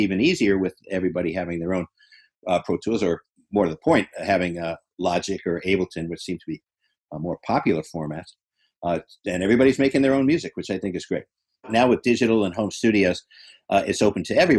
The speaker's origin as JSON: {"language": "English", "region": "New York", "country": "United States", "also_born_or_lived": "Boston", "moved": "as an adult", "said": "I was from New York"}